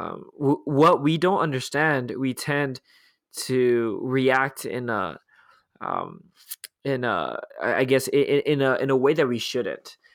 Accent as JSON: {"language": "English", "town": "Los Angeles", "region": "California", "country": "United States", "tie": "born or raised there", "said": "growing up, I grew up in Los Angeles, we always had earthquake drills"}